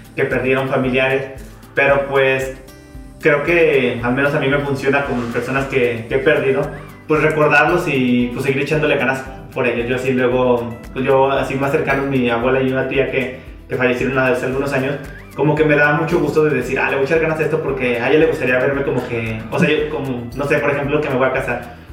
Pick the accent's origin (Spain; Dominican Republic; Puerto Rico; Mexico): Mexico; somos mexicanos